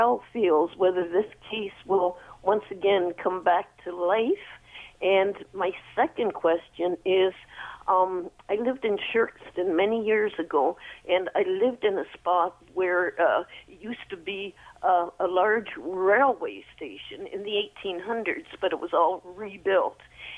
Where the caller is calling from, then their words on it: Mississauga, Ontario, Canada; I'm out in Mississauga.